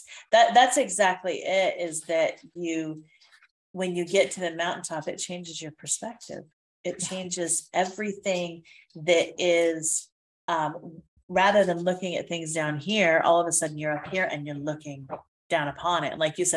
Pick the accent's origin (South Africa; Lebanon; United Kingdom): United Kingdom; now in United States; I felt like an alien in my own country because all of the verbiage I used was British. All of the products I used were British. I grew up over there.